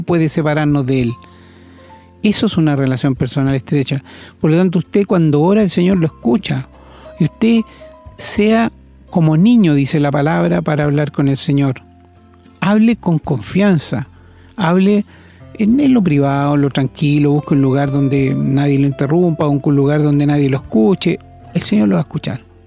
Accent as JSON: {"language": "Spanish", "country": "Chile", "said": "como decimos en Chile"}